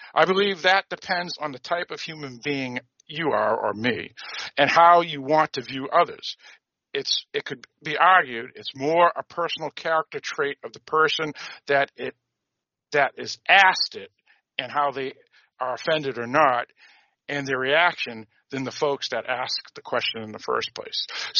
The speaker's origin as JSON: {"language": "English", "town": "Boston", "region": "Massachusetts", "country": "United States", "tie": "born or raised there", "said": "where I grew up in Greater Boston"}